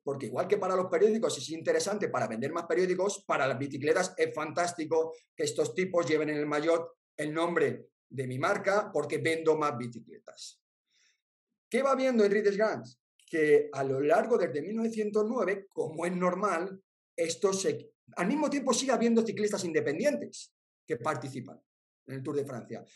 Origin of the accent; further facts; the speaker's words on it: Spain; los españoles